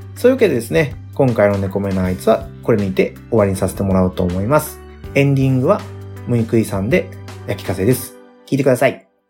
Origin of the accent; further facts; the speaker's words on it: Nagasaki, Japan; うちの地元長崎ですけど。